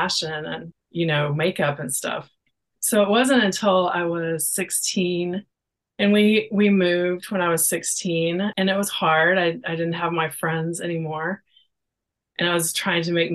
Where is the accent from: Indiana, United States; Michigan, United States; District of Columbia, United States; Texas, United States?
Texas, United States; now in Oregon, United States; Well, I live in Oregon, but I'm from Texas